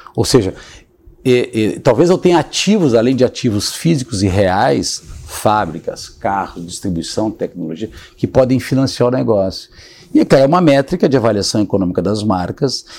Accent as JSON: {"language": "Portuguese", "region": "Rio Grande do Sul", "country": "Brazil", "said": "sou gaúcho"}